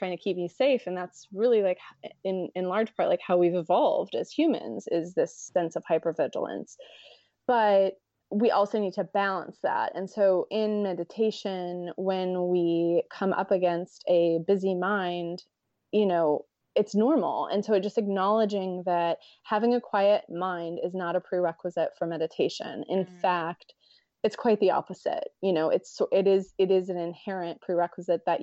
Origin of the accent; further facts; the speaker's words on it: United States; me being American